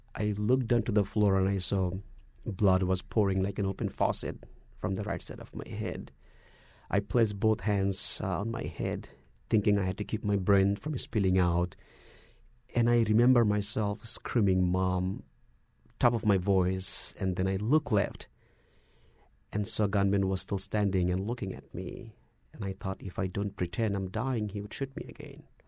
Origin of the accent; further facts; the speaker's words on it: Dhaka, Dhaka Division, Bangladesh; moved away as an adult; also born or lived in Dallas, Texas; now in United States; I was born in Bangladesh, in the capital city, uh, Dhaka